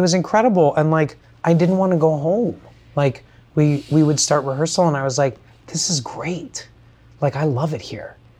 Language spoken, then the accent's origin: English; Kissimmee, Florida, United States; I grew up in Kissimmee, Florida, in a subset of it called Buenaventura Lakes